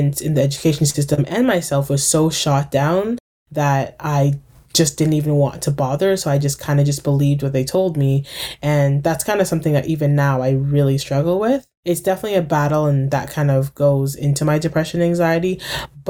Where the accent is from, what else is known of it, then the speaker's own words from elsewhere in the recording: Durham Region, Ontario, Canada; I grew up in Durham